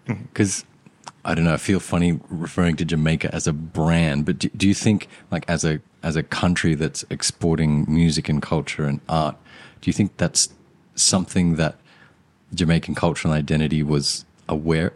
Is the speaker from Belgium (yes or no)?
no; Australia; also born or lived in Sri Lanka; growing up in Australia, being from Sri Lanka